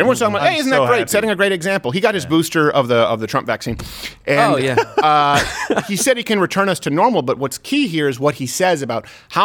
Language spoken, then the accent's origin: English; Canada; now in United States; My home country in Canada